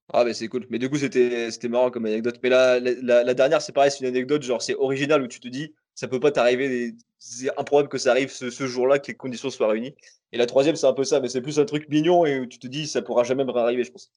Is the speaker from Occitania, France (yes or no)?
yes; Toulouse, Occitania, France; je suis de Toulouse